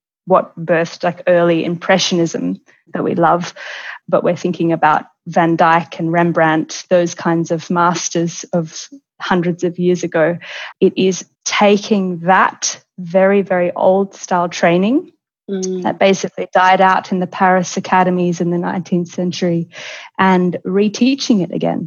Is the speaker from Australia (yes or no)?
yes; Melbourne, Victoria, Australia; moved away as an adult; now in Florence, Italy; I'm originally from Melbourne, and I have been living in Florence